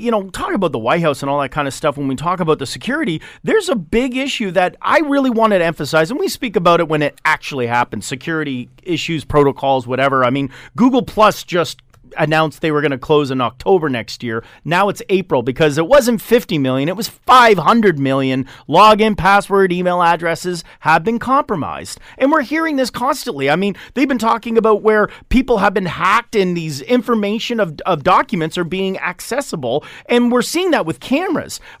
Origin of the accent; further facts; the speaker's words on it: Canada; I don't know where you are. I haven't turned on any of your other security cameras, but I'm from Canada